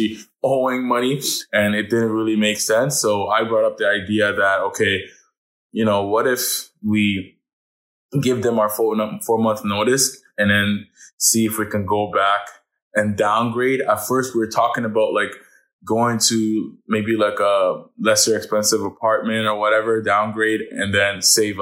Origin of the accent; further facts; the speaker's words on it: Ottawa, Ontario, Canada; I'm from Ottawa